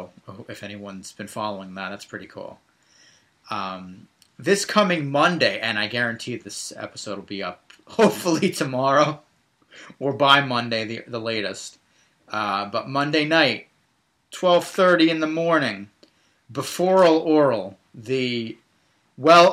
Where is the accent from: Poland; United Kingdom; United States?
United States; New Jersey; I am from Jersey